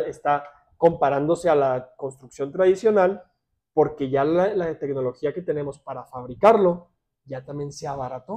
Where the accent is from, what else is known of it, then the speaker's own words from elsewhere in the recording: Ciudad Juárez, Chihuahua, Mexico; also born or lived in Alberta, Canada; yo crecí, nací, crecí y estudié aquí en Ciudad Juárez